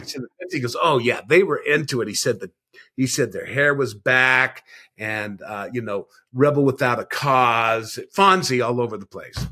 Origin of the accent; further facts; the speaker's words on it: Laguna Beach, California, United States; I grew up in Laguna Beach